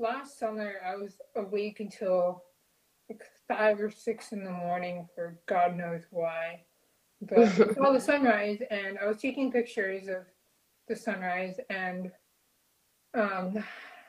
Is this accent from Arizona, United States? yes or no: yes; Southern Arizona, United States; now in Seattle, United States; since moving up to Seattle, I grew up in Southern Arizona